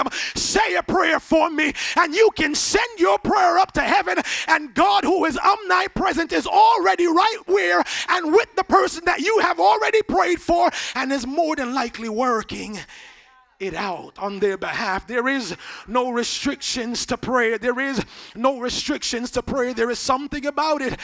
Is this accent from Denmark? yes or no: no; Jamaica; moved away; I grew up in Jamaica, so I didn't have access to a lot of things that we had access to here